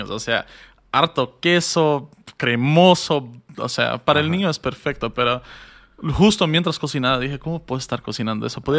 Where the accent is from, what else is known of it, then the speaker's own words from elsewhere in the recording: Bolivia; Era qué nos une como bolivianos la comida.